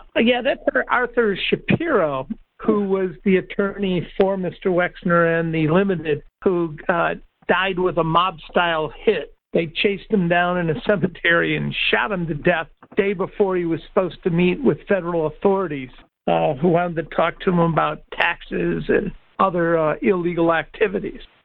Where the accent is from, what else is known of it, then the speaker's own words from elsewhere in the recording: Detroit, Michigan, United States; moved away; I'm originally from Detroit